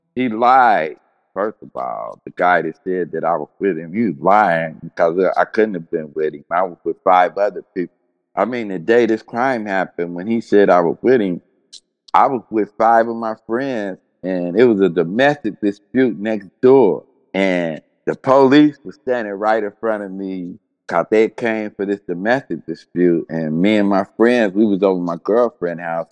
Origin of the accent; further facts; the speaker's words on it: Cincinnati, Ohio, United States; I grew up in Cincinnati